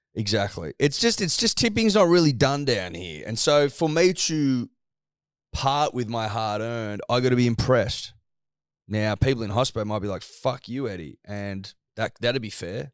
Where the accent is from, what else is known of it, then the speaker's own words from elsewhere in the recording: Australia; As an Australian